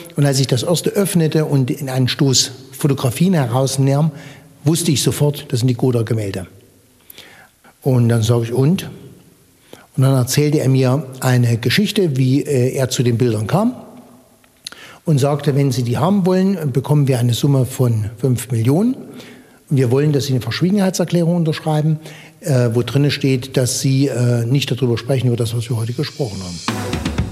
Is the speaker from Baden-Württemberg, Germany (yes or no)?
no; Gotha, Thuringia, Germany; Wir im Osten, wir lebten ja hinter Mauer und Stacheldraht